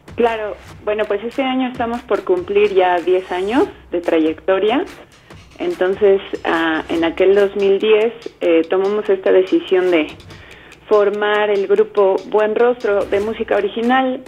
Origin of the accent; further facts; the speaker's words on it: Mexico; como mexicanos